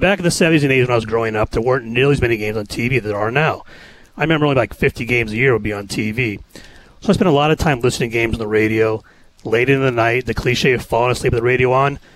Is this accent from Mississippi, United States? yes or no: no; Los Angeles, California, United States; growing up here in the LA area